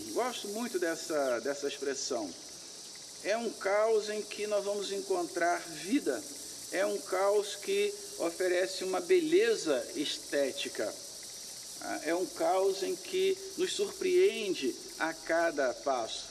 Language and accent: Portuguese; Brazil; somos brasileiros